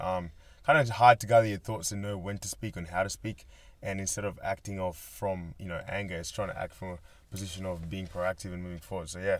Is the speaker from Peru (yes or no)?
no; Australia; also born or lived in Kenya; I'm from Kenya originally, came here when I was seven. I've grown up pretty much as an Australian